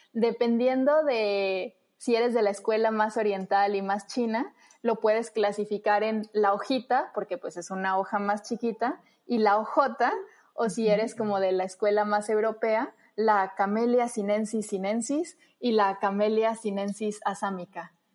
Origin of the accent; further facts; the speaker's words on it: Guadalajara, Jalisco, Mexico; yo soy tapatía, orgullosamente tapatía